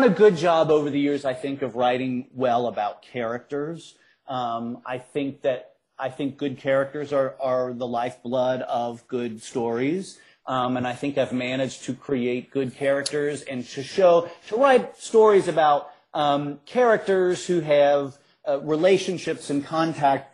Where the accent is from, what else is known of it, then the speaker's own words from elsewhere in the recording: Cincinnati, Ohio, United States; so I grew up in Cincinnati. I grew up on the west side of Cincinnati